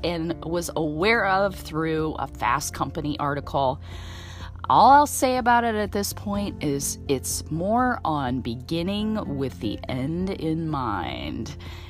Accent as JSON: {"language": "English", "town": "Indianapolis", "region": "Indiana", "country": "United States", "tie": "born or raised there", "said": "my hometown, Indianapolis, Indiana"}